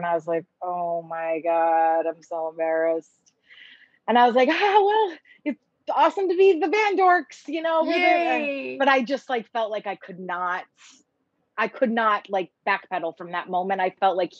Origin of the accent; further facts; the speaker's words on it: East Coast, United States; moved away as an adult; I'm from the East Coast